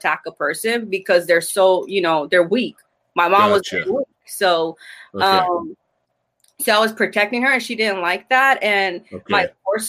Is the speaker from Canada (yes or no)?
no; Argentina; I'm from Argentina